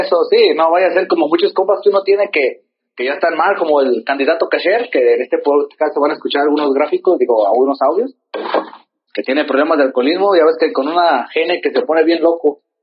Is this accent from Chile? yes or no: no; Mexico; somos de aquí, de San Sebastián